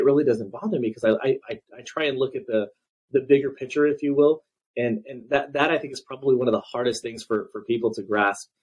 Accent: Azusa, California, United States; we grew up in Azusa, which is still the same town I live in now

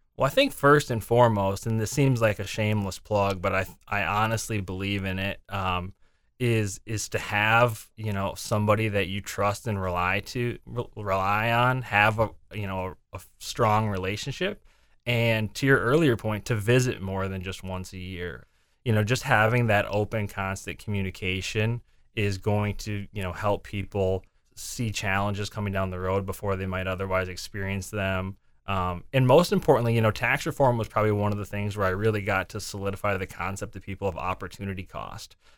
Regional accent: Windom, Minnesota, United States; moved away as an adult; also born or lived in Mankato, Minnesota / Sioux Falls, South Dakota; now in Des Moines, United States; I'm originally from Southwest Minnesota, a small town, Wyndham, Minnesota.

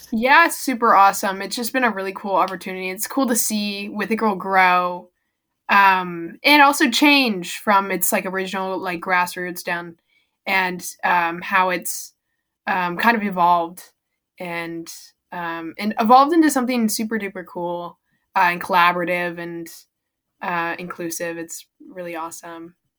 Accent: El Cerrito, California, United States; I live in the same house that I was born um near and um I live in El Cerrito, California

